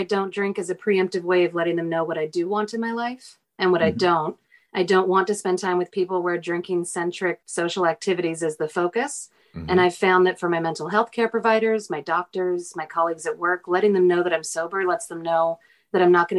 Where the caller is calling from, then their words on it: Portland, Oregon, United States; I'm calling in from Portland, Oregon.